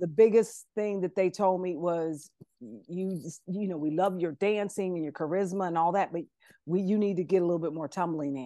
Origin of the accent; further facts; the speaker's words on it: Columbus, Ohio, United States; moved away as an adult; now in Atlanta, United States; I'm originally from Ohio, uh, Columbus, Ohio